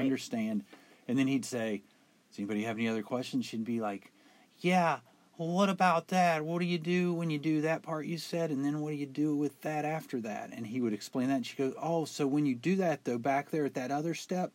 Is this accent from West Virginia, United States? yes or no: yes; West Virginia, United States; we're from West Virginia